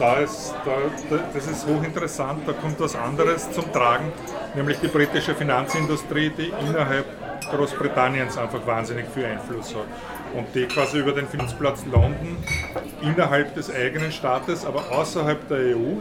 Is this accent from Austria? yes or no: yes; Austria